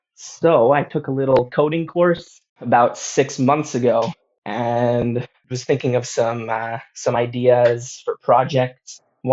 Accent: Toronto, Ontario, Canada; now in Ho Chi Minh City, Vietnam; So I'm from Toronto, Canada, but I currently live in Ho Chi Minh City, Vietnam, and I'm a teacher here.

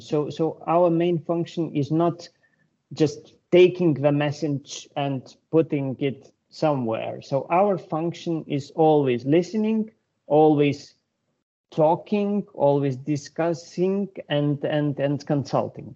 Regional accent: Lithuania; I'm from Lithuania.

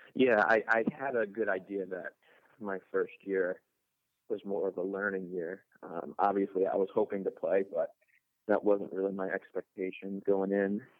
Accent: Rochester, New York, United States; moved away as an adult; now in Pittsburgh, United States; I'm from Rochester, New York

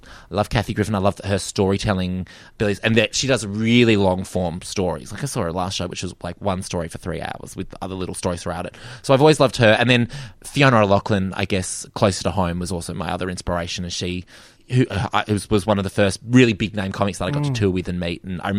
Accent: Perth, Western Australia, Australia; growing up in Perth.

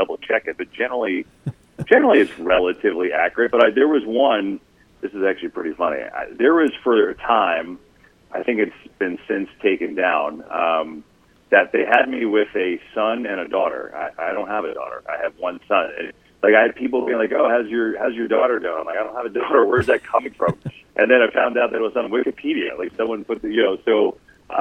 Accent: New Jersey, United States; I grew up in North Jersey

